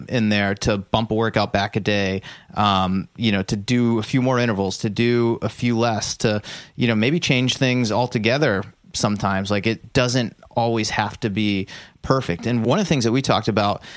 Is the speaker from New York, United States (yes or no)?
no; Massachusetts, United States; We're both from the Massachusetts area